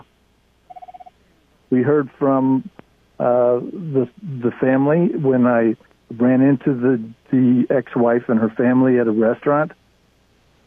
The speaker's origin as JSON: {"language": "English", "region": "Florida", "country": "United States", "tie": "born or raised there", "said": "my brother and I grew up in Florida about 50 years ago"}